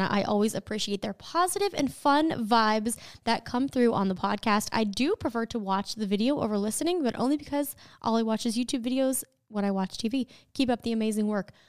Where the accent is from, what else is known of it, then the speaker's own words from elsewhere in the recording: Barbados; I'm from Barbados, and I really enjoy listening to your podcast.